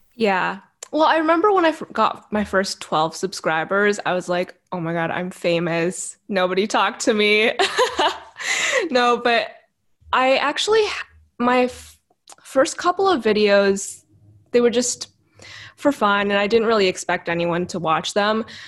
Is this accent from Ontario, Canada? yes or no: no; Vancouver, British Columbia, Canada; I was born and raised in Vancouver, in Canada, which is where I am currently